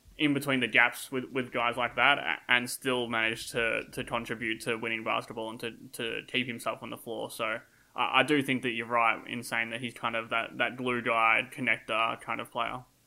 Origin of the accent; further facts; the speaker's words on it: Australia; accent: Australian; my Australian accent